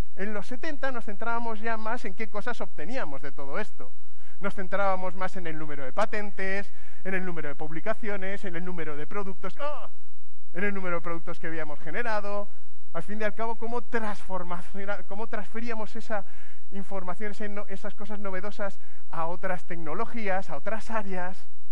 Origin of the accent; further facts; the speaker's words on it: Madrid, Community of Madrid, Spain; yo soy de Madrid